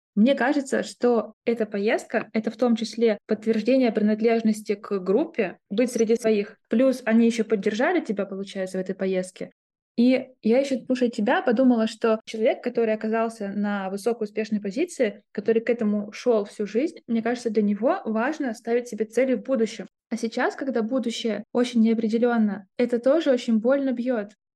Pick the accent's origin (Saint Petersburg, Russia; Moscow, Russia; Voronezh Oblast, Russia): Moscow, Russia; moved away; это был год сепарации от большого «мы», как мы россияне, и от «мы», как мы москвичи